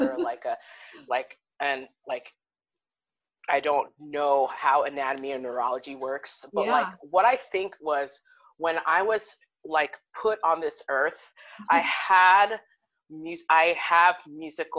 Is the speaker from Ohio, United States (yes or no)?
yes; Cincinnati, Ohio, United States; moved away as an adult; now in Columbus, United States; I'm from Cincinnati, but my like artistic home is in Columbus